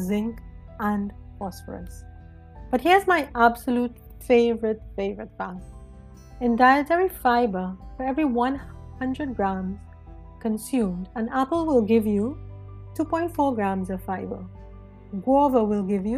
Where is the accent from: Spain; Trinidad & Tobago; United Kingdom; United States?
Trinidad & Tobago; I was born and raised in Trinidad and Tobago, Pinal to be exact